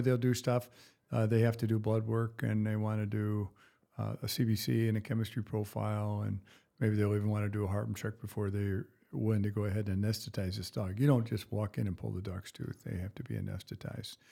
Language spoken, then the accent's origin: English; Battle Creek, Michigan, United States; I grew up around the Battle Creek area, Battle Creek, Michigan.